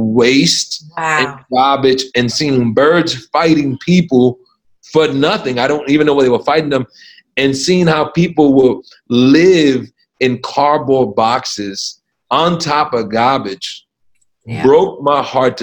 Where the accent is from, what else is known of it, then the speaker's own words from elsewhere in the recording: New York City, New York, United States; I grew up in the South Bronx